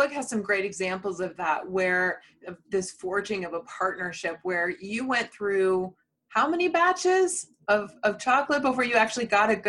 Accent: United States; being very American

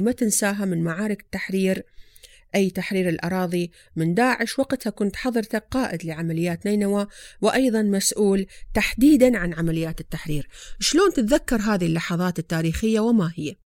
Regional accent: Iraq; في بلادنا العراق

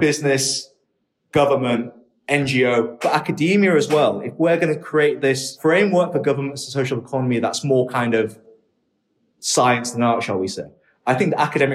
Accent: Hull, Yorkshire and the Humber, United Kingdom; also born or lived in Shenzhen, China; I was born in England in a city called Hull. It's one of the poorer areas of the UK and was when I was growing up.

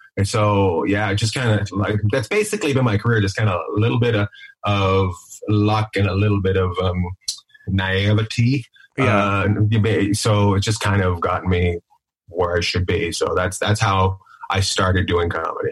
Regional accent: Terrace, British Columbia, Canada; born or raised there

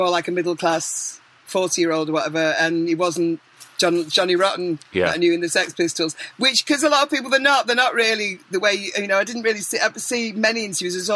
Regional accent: Manchester, North West England, United Kingdom; I am from Manchester

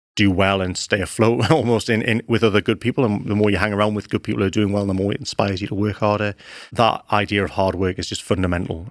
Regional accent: Newcastle upon Tyne, North East England, United Kingdom; moved away; I grew up in Newcastle

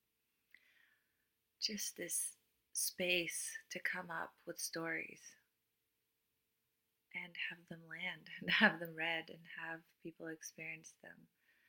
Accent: Cluj-Napoca, Cluj County, Romania; English is a second language; moved away as an adult; I was born and raised in Romania, in Transylvania

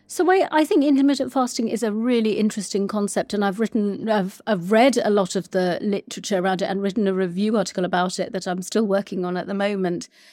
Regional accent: Sri Lanka; I'm from Sri Lanka

